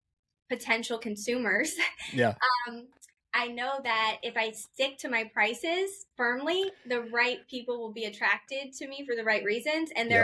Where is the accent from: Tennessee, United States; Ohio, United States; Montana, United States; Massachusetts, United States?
Ohio, United States; Akron; born there; also born or lived in Poughkeepsie, United States / New Orleans, United States / Florida, United States; So I grew up a little bit of everywhere. We moved around a lot, but I was born in Akron, Ohio. Then we moved to Poughkeepsie, New York, and then New Orleans area, and then Florida.